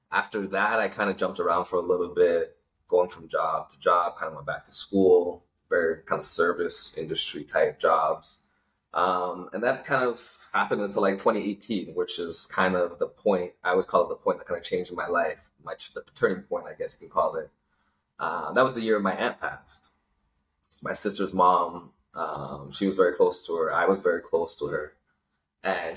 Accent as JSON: {"language": "English", "town": "Toronto", "region": "Ontario", "country": "Canada", "tie": "born or raised there", "also_born_or_lived": "Malvern", "said": "I was born and raised in Scarborough"}